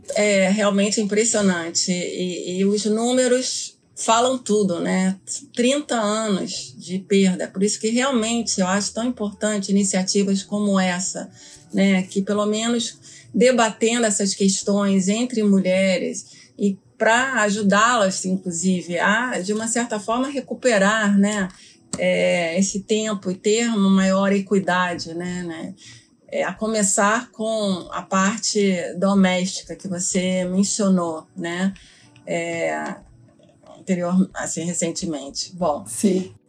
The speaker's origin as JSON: {"language": "Portuguese", "region": "Rio de Janeiro", "country": "Brazil", "moved": "as an adult", "lives_now": "New York, United States", "said": "Sou carioca, advogada de formação"}